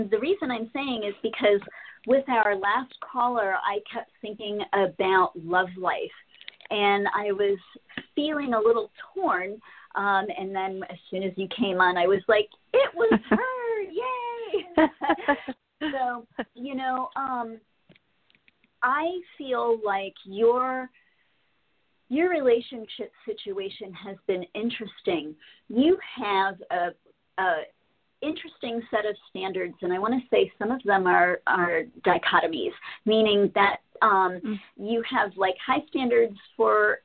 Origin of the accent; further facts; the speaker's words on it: Miami-Fort Lauderdale area, Florida, United States; I was raised in the Miami-Fort Lauderdale area